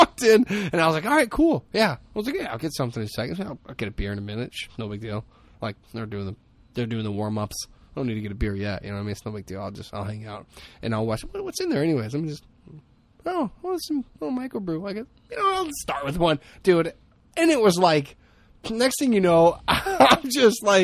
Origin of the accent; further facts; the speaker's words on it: Hammond, Indiana, United States; growing up in Hammond